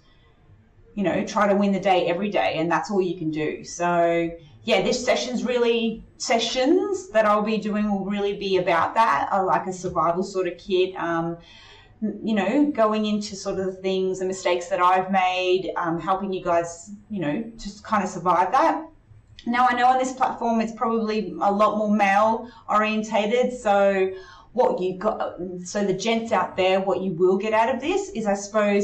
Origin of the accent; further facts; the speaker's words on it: North Queensland, Australia; also born or lived in Chile; I grew up in North Queensland and went to primary school, high school and university there